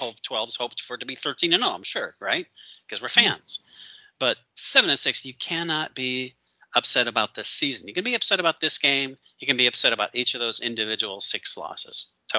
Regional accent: Michigan, United States; moved away; I grew up in Michigan.

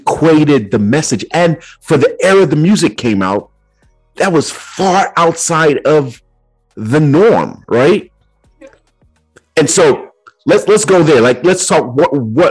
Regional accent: Nigeria; now in United States; growing up in Nigeria and then coming here to the States as well

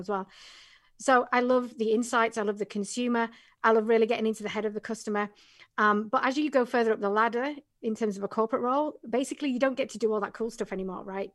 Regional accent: England, United Kingdom; moved away; originally from England

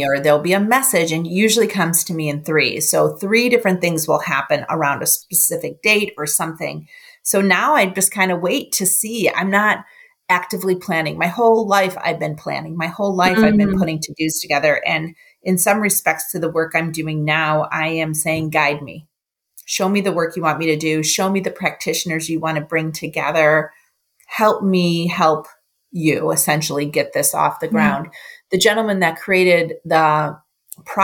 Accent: Buffalo, New York, United States; now in Cleveland, United States; I grew up in Buffalo

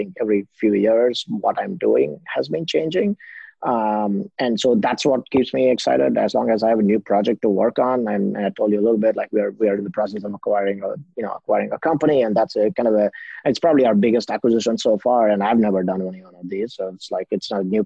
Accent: India; moved away as an adult; also born or lived in BYU, Utah, United States; I'm originally from India

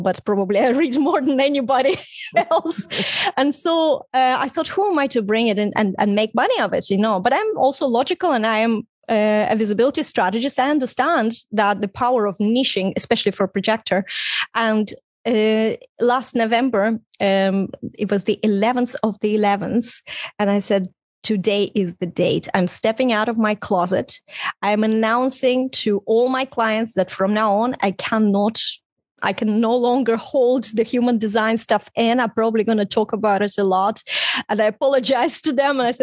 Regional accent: Estonia; first language Russian; English is a second language; moved away as an adult; also born or lived in Ireland; Even for me to leave Estonia, it was late 90s

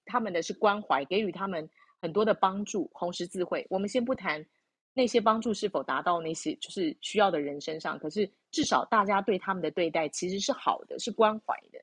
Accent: Taiwan; 我们台湾人做法不太一样

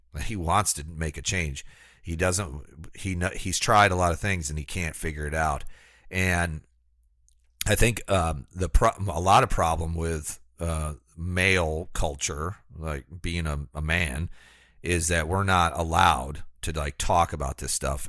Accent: United States; I was born in America as a white man

